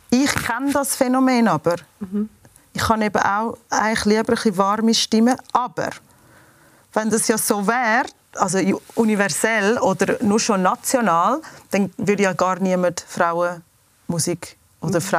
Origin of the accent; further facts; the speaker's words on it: United States; now in Switzerland; Ähm also ich bin in den USA aufgewachsen und meine Mutter hat einen Schweizer Kurator, wir sind in die Schweiz gekommen.